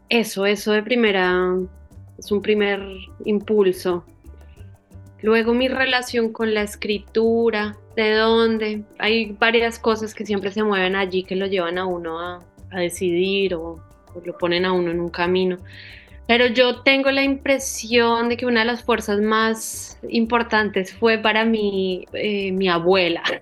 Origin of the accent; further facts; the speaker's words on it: Medellín, Antioquia, Colombia; yo soy, mi familia es del nororiente antioqueño. Yo soy nacida en Medellín y mi familia es eh, también, ¿no? Mis padres. Entonces, bueno, yo soy paisa.